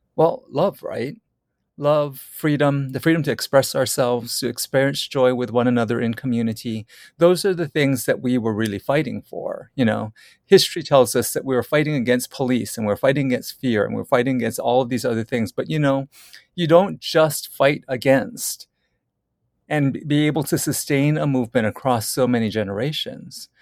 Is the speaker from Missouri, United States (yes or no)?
no; Oahu, Hawaii, United States; I grew up in Hawaii, and I grew up in particular in rural Hawaii on the island of Oahu on a sugar plantation